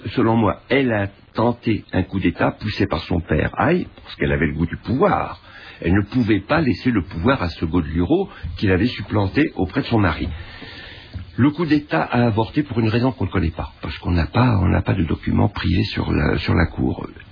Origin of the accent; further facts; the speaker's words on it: Egypt; moved away; also born or lived in Cairo, Egypt; j'ai vécu toute mon enfance à Boukerkas, qui est pas loin de et la Marne